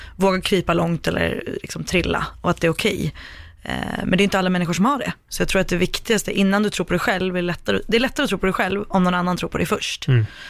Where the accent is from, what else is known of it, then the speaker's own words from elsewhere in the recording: Sweden; jag kommer från Sverige.